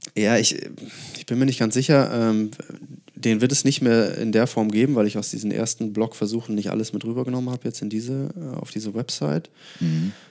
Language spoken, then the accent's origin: German; Lauenburg, Schleswig-Holstein, Germany; moved away as an adult; ich komme ursprünglich aus Lauenburg, das ist äh, so eine, ich glaube, 12.000 Seelenstadt